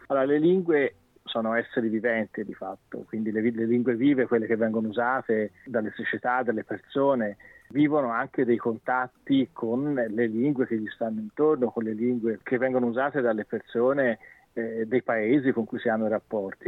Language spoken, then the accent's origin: Italian; China; Italian is a second language; now in Sydney, Australia; sono cinese